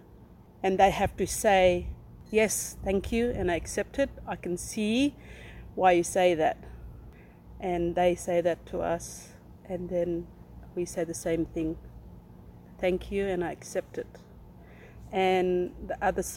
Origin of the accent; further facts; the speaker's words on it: Pipalyatjara, APY Lands, South Australia, Australia; I come from Pibilajara on the APY lands